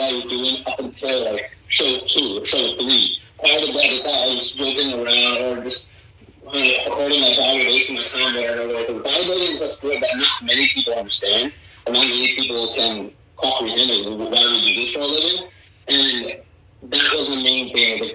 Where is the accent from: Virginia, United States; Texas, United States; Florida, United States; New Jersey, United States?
New Jersey, United States; my parents live up North Jersey. That's where I grew up